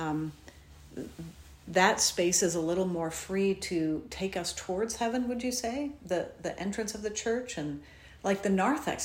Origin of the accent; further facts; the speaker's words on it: Connecticut, United States; moved away; I grew up in Connecticut